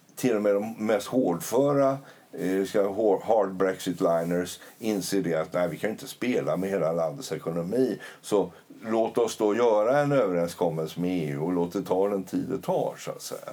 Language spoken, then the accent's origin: Swedish; Sweden; vi svenskar